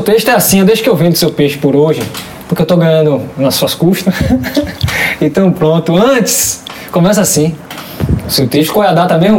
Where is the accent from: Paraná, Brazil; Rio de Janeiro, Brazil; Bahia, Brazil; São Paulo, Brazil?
Bahia, Brazil; Salvador; Eu sou do Cabula e o batuque é da minha vizinhança